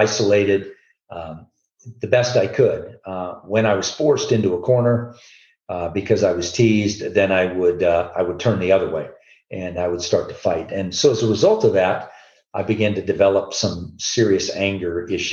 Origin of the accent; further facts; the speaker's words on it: Southern California, United States; moved away as an adult; now in Colorado, United States; I'm born and raised in Southern California, been in Colorado now since 1981